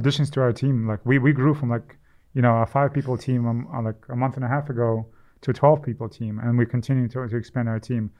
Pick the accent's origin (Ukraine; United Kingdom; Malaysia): Ukraine; moved away; I'm from Ukraine